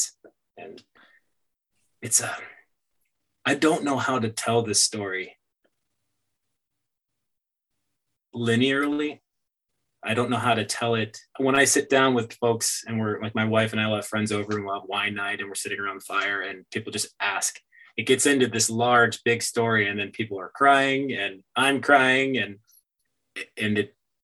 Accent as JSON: {"language": "English", "town": "Myrtle Beach", "region": "South Carolina", "country": "United States", "tie": "born or raised there", "also_born_or_lived": "Hawaii / New York", "moved": "as an adult", "said": "I stayed in my hometown, growing up where I grew up in Myrtle Beach"}